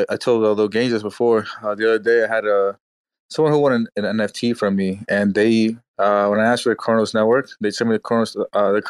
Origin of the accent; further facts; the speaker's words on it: New York, United States; I'm New York, man. I'm New York, but I actually have a lot of family in Detroit area